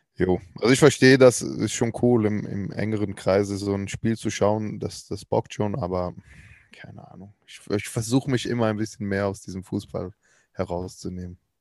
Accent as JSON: {"language": "German", "country": "Switzerland", "said": "Ich bin ja Schweizer"}